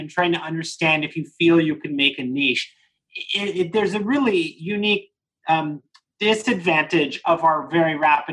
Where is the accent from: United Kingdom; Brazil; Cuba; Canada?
Canada; me being a Canadian